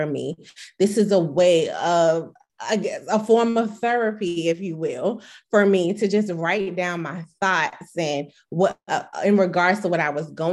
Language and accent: English; Chesapeake, Virginia, United States; also born or lived in DMV area (DC, Maryland, Virginia); now in DMV area, United States; I currently reside in the DMV area, which is DC, Maryland, Virginia, but I'm originally from Chesapeake, Virginia.